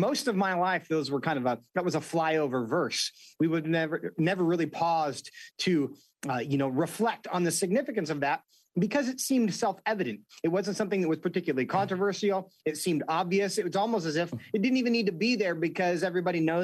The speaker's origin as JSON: {"language": "English", "region": "Washington", "country": "United States", "said": "my home state of Washington State"}